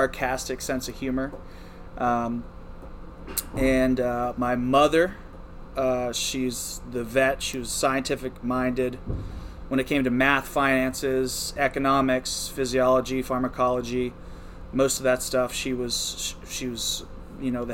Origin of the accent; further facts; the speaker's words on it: rural West Virginia, United States; moved away; also born or lived in Beaver, Pennsylvania; I was born in Beaver, and I was raised just across the border in rural West Virginia. I grew up on about a 130-acre farm.